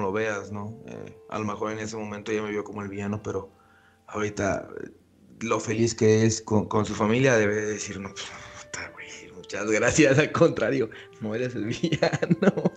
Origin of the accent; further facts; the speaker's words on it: Mexico; como un mexicano villano, o sea, pues de villa, pueblerino, creció en un, en, un, en un pueblo chiquito